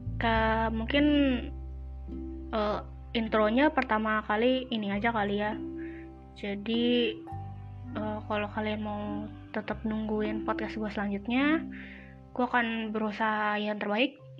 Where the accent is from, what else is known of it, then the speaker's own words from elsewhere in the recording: Jakarta, Indonesia; moved away as an adult; kampung gue di Jakarta